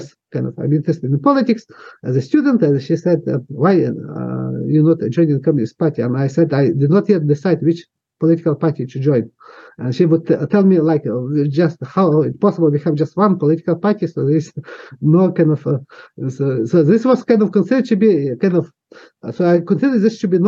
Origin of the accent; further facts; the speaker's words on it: Western Ukraine, Ukraine; first language Ukrainian; English is a second language; moved away as an adult; now in Ottawa, Canada; I grew up in Western Ukraine, which is my native region of Ukraine.